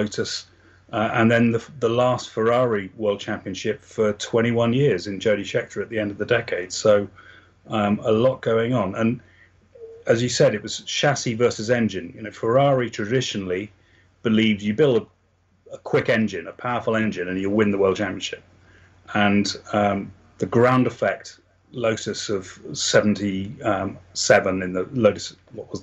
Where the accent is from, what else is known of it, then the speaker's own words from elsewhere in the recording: England, United Kingdom; I come from England